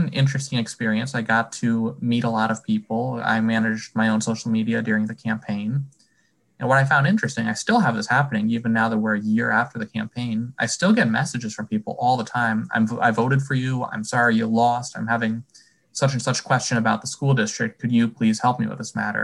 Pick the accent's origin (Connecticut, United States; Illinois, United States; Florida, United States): Connecticut, United States; Wallingford; I'm from Wallingford